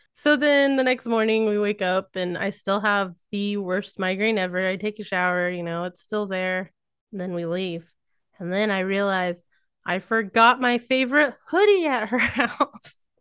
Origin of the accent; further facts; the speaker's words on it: Missouri, United States; accent: rednecky; I grew up in Missouri, so it does come out at times